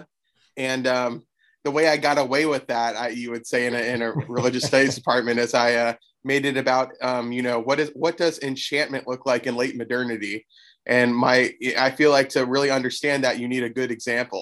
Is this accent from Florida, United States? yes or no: yes; Florida, United States; I grew up in Florida, and my school took a field trip to St. Augustine